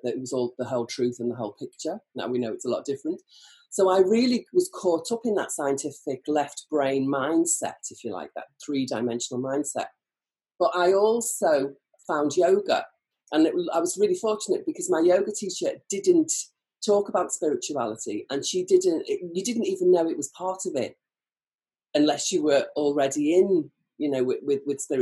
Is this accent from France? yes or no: no; Birkenhead, North West England, United Kingdom; I'm a woolly back. I'm from Birkenhead.